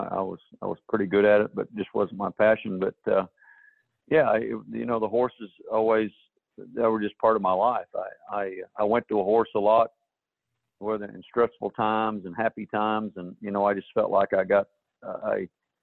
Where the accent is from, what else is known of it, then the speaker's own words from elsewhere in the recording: Australia; moved away as an adult; now in United States; I was born in the States, and I went to Australia when I was just about 18 months old. I came back when I was 18